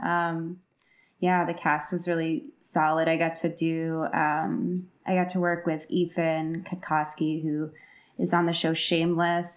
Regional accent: Chicago, Illinois, United States; now in Los Angeles, United States; I'm from Chicago

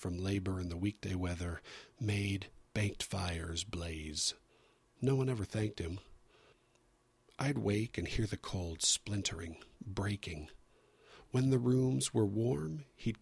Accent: San Diego, California, United States; I grew up in San Diego, where the weather is always beautiful.

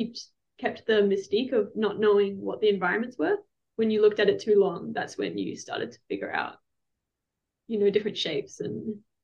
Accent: Perth, Western Australia, Australia; born or raised there

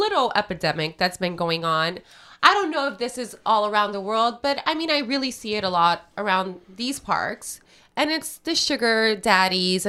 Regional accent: Puerto Rico; now in Los Angeles, United States; I am from Puerto Rico

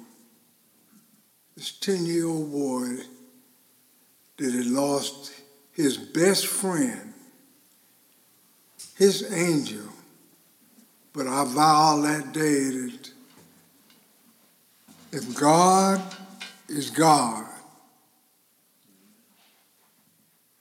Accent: Winter Haven, Florida, United States; I was born in Winter Haven, Florida, with a sister, twin sister

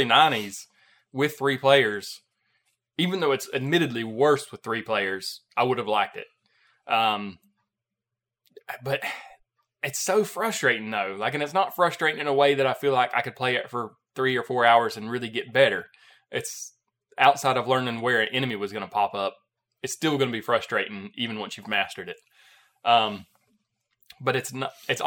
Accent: United States; being American

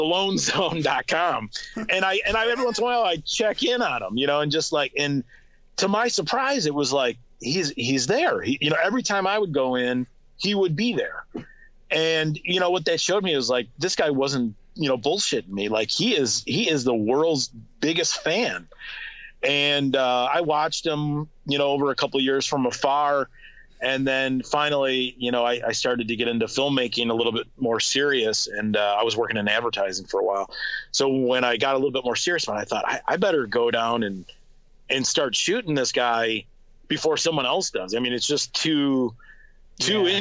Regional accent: Detroit, Michigan, United States; I'm from Detroit

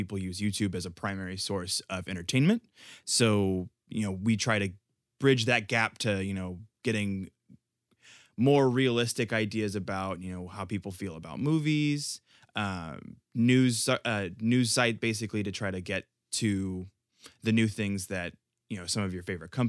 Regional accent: Houston, Texas, United States

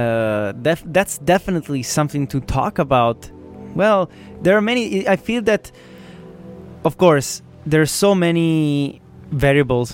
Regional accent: Italy; I'm from Italy

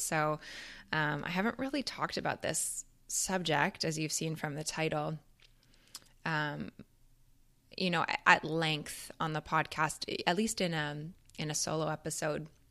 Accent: Canada; moved away as an adult; now in United States; being a Canadian

